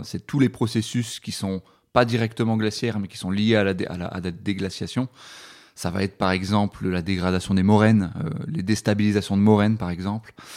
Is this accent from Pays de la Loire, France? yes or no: no; Dunkirk, Hauts-de-France, France; moved away as an adult; now in Grenoble, France; je, suis originaire de Dunkerque, donc dans le nord de la France, donc euh, dans le plat pays